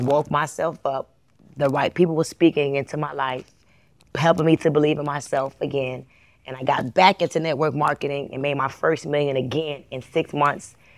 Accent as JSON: {"language": "English", "town": "Miami", "region": "Florida", "country": "United States", "also_born_or_lived": "Atlanta, Georgia", "moved": "as an adult", "said": "I'm from Miami, and in Miami, it's a lot of Latinos that are successful"}